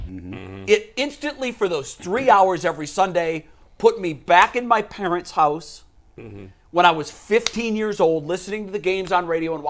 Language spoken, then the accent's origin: English; Ohio, United States; moved away as an adult; also born or lived in Tampa / New York area; when I moved away from Ohio in 1987